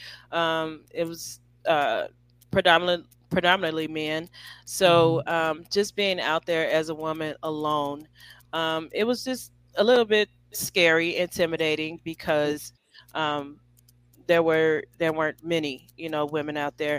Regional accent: Chicago, Illinois, United States; I'm from Chicago.

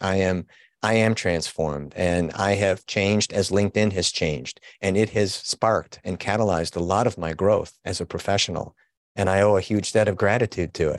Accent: Chicago, Illinois, United States; also born or lived in Wilmette, Illinois; I am a, a Chicago born and bred guy

